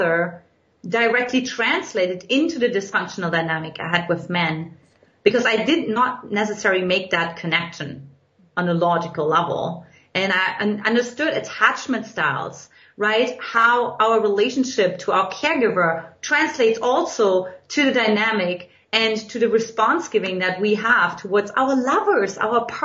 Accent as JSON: {"language": "English", "region": "eastern Germany", "country": "Germany", "tie": "born or raised there", "second_language": "English", "moved": "yes", "lives_now": "United States", "said": "in case you can't detect from my accent, in Eastern Germany, where I grew up"}